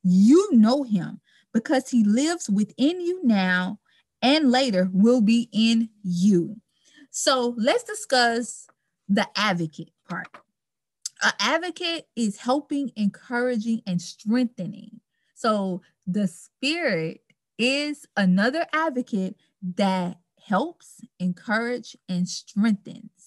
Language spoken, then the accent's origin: English; Baton Rouge, Louisiana, United States; now in Dallas, United States; I am from Baton Rouge, Louisiana. I currently reside in Dallas, Texas